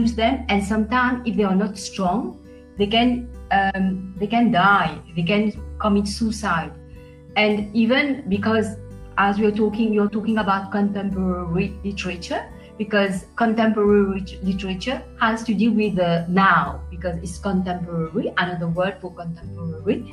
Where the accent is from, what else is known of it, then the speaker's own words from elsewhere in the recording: Mauritius; I come from Mauritius. I live in Mauritius. I was born in Mauritius.